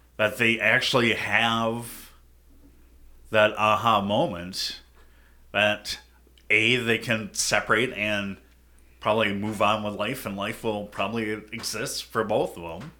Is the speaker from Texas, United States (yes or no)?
no; Prior Lake, Minnesota, United States; I grew up in Prairie Lake, it's kinda smaller town